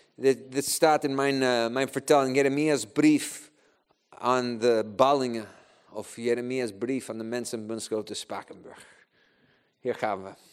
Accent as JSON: {"language": "Dutch", "country": "Chile", "tie": "born or raised there", "second_language": "Dutch", "moved": "yes", "lives_now": "Netherlands", "said": "ik ben eigenlijk in Chili geboren. Eh, ik ben een kerel met drie paspoorten, kan drie talen spreken"}